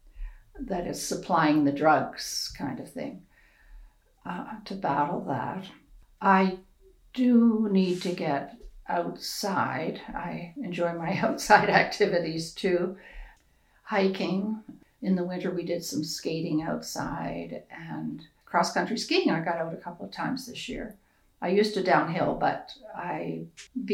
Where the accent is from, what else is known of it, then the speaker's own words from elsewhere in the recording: Prince Edward Island, Canada; now in Alberta, Canada; where I grew up in Prince Edward Island